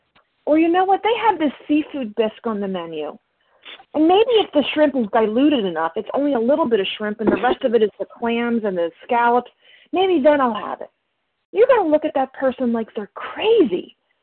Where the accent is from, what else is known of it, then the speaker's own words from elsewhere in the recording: New Jersey, United States; you know what, I'm from Jersey.